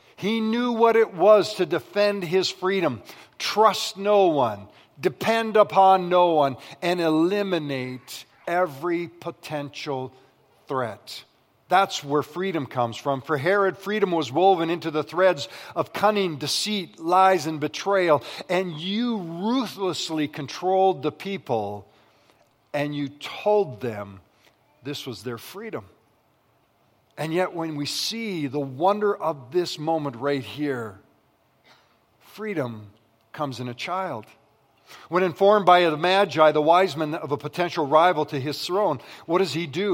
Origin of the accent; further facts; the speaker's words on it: Western Canada, Canada; I grew up in the West